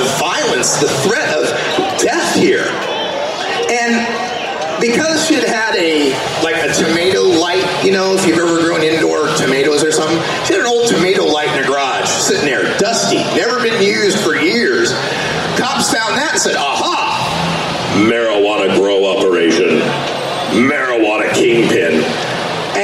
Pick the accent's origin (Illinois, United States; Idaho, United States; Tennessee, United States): Idaho, United States; Boise; now in Portland, United States; I'm originally from Boise, Idaho